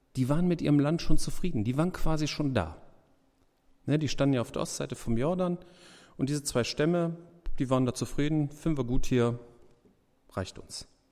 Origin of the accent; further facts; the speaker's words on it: Germany; wir so als Deutsche